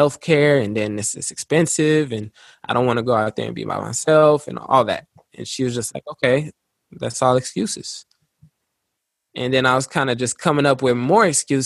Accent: Luxembourg; moved away as an adult; also born or lived in Little Rock, Arkansas, United States; When I was five, I moved out there, and I was born in Little Rock, Arkansas, and then we moved to Luxembourg

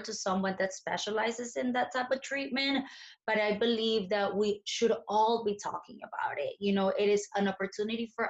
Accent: Colombia; moved away; I was born in Colombia and I grew up in Colombia in the 90s

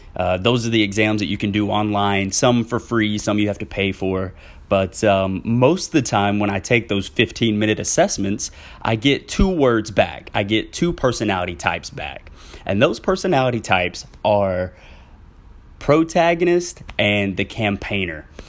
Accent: Southwest Arkansas, United States; now in Central Arkansas, United States; I am originally from Southwest Arkansas, where I s, have since moved to Central Arkansas

